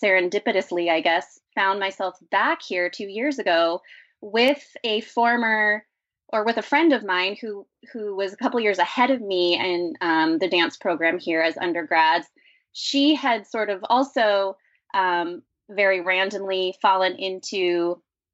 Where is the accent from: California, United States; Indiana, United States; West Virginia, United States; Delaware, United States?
California, United States; Los Angeles; I'm from Los Angeles originally.